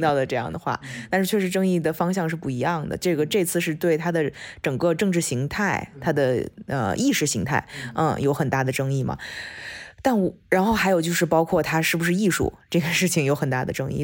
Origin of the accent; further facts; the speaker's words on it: China; moved away; 我们从中国出来的，或者是中国教育长大的